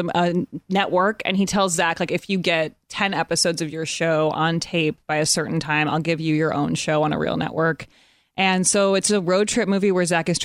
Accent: Evanston, Illinois, United States; moved away as an adult; also born or lived in Chicago; now in Los Angeles, United States; I grew up in Evanston, Illinois, right outside of Chicago

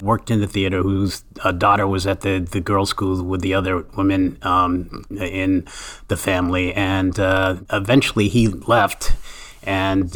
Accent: Boston, Massachusetts, United States; as a kid growing up in Boston, we started a Black youth drama group

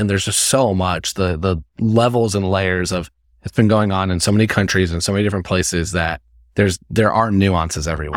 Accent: Indiana, United States; I'm from Indiana

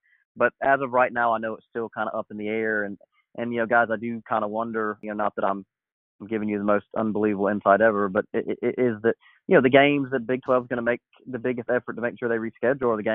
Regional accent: Georgia, United States; I'm from Georgia, and so I watched a lot of some very crappy Hawks basketball growing up

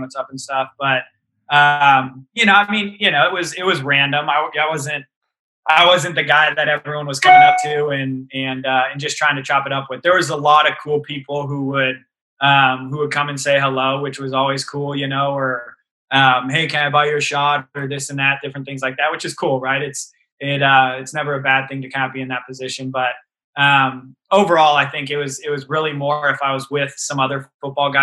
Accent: Colorado, United States; these are my hometown fans

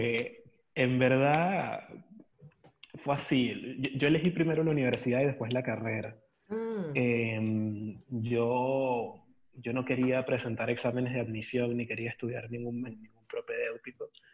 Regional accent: Caracas, Capital District, Venezuela; now in Buenos Aires, Argentina; yo soy de Caracas. Eh, Parroquia San Juan

